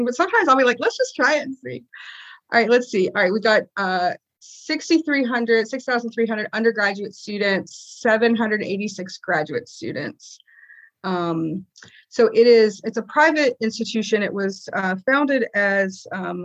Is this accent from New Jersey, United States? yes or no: no; Granville County, North Carolina, United States; also born or lived in Durham, North Carolina / Phoenix, Arizona; I was born in Durham. And when I was 5, we moved to Granville County, which is just north of the Triangle area. And that's where I grew up